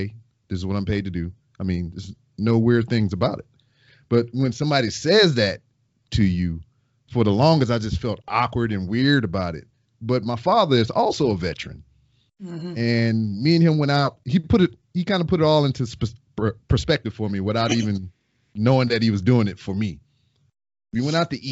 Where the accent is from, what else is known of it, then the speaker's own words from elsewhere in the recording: Lake Charles, Louisiana, United States; moved away as an adult; now in Houston, United States; I am from Lake Charles, Louisiana